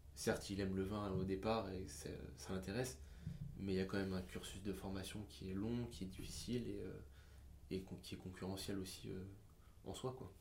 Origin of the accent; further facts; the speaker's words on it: France; on est français